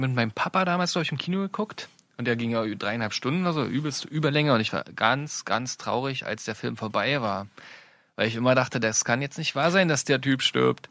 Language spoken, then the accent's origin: German; Brandenburg, Germany; wir sind aus Brandenburg